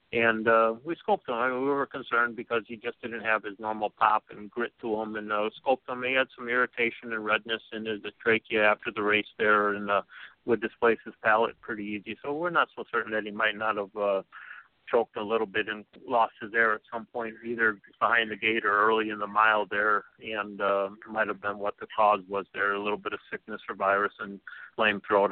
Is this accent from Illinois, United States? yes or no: yes; Illinois, United States; I was born in Ringo, Illinois, there, and we were raised on um, grain farm